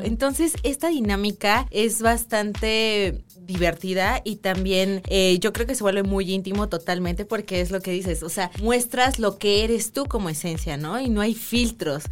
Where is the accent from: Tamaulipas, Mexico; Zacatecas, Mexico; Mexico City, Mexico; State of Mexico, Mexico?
Mexico City, Mexico; nací en Ciudad de México